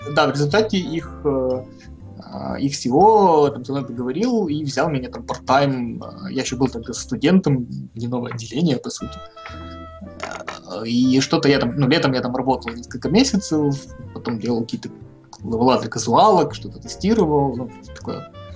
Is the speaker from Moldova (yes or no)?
no; Dniprodzerzhynsk, Dnipropetrovsk Oblast, Ukraine; Сам я родом из славного города Днепродзержинска